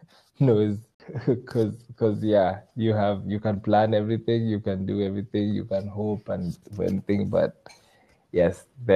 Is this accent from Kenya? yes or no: yes; Kenya; Yeah, of course. I'm Kenyan. Lots of milk.